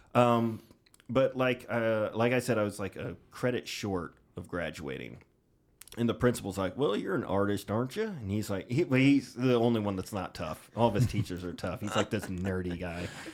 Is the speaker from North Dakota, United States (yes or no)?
no; Jacksonville, Illinois, United States; my hometown of Jacksonville, Illinois